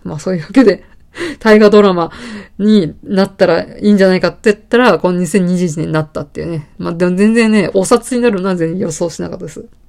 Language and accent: Japanese; Saitama, Japan; born or raised there